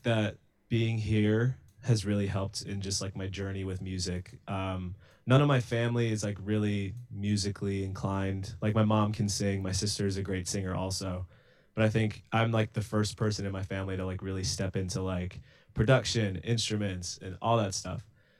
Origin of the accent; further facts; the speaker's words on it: Los Angeles, California, United States; Los Angeles.